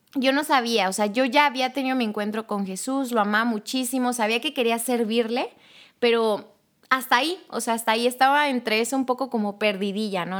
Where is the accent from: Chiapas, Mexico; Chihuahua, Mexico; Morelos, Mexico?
Chiapas, Mexico; Tuxtla Gutiérrez; yo soy de Tuxtla Gutiérrez, Chiapas